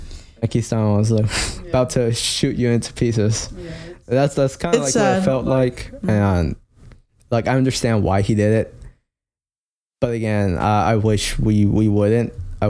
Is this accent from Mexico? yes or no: yes; Mexico; Or to what the U.S., not me, because I'm from Mexico, remember?